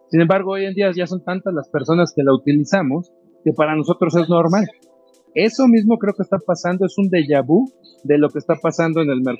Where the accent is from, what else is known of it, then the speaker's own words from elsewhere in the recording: Mexico; soy mexicano, pero a lo mejor mi wallet está en Singapur.